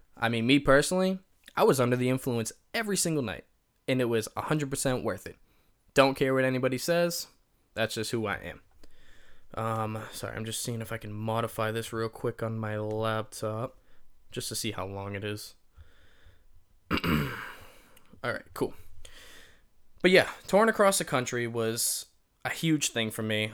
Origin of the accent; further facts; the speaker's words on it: Massachusetts, United States; I'm from Massachusetts